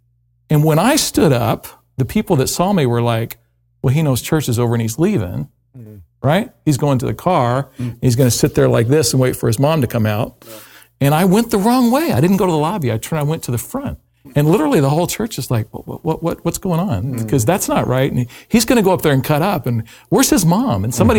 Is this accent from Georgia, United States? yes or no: no; Louisville, Kentucky, United States; also born or lived in West Coast (US); I was raised not too terribly far from where we sit right now. I was raised in Louisville, Kentucky. So what, a little less than 3 hours to the southwest of us. I was raised in a difficult home setting that was low socioeconomic